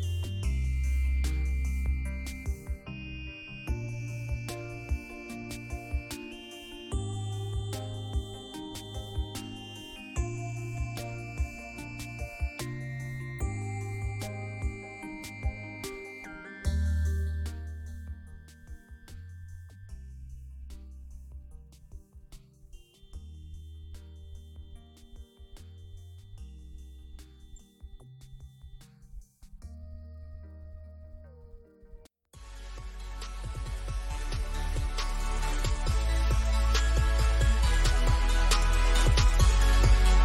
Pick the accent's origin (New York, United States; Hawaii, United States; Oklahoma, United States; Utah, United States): Oklahoma, United States; Tulsa; I'm from Tulsa